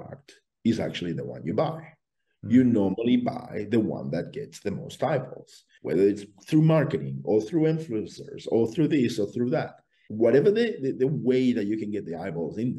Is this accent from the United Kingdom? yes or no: no; Australia; I come from Australia